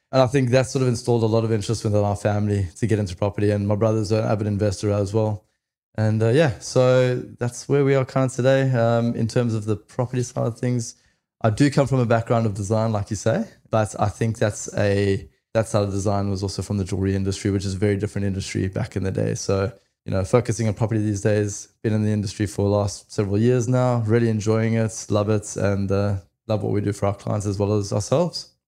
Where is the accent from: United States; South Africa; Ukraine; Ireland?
South Africa; now in Australia; I am originally from South Africa, came over to Australia in two thousand and eight